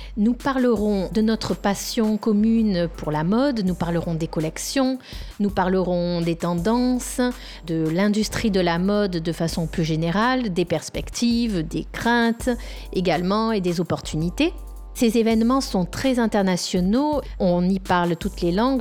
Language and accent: French; France; now in Rome, Italy; Je vis à Rome, je suis française